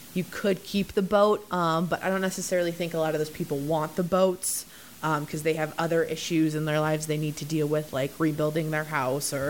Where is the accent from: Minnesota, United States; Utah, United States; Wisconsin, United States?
Minnesota, United States; moved away; I'm from Minnesota